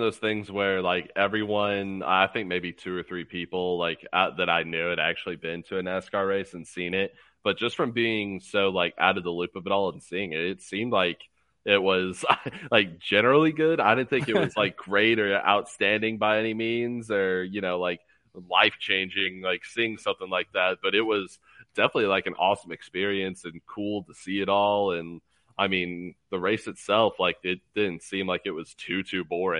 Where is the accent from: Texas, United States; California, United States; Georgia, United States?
California, United States; so he raised me the right way, and I'm a Bay Area guy through and through.